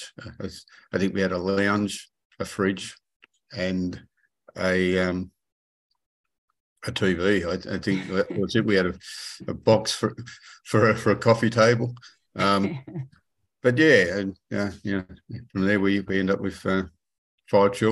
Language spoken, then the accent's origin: English; Sydney, New South Wales, Australia; I grew up in Western Sydney, around Granville